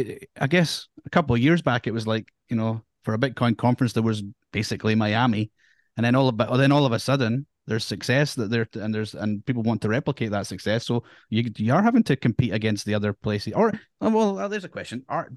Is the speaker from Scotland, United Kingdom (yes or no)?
yes; Edinburgh, Scotland, United Kingdom; now in Australia; because I'm from Edinburgh originally